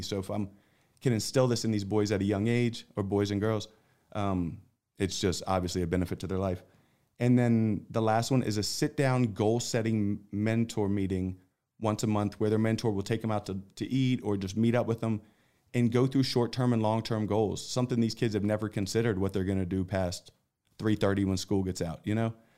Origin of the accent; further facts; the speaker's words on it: Philadelphia, Pennsylvania, United States; moved away as an adult; now in Texas, United States; I grew up in Philadelphia